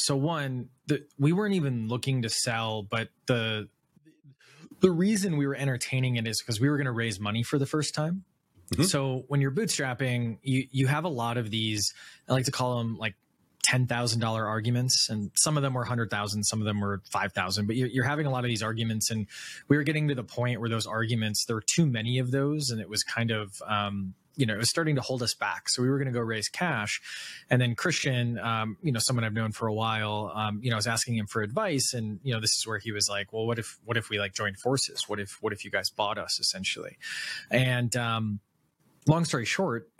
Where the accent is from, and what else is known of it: Wisconsin, United States; born or raised there; moved away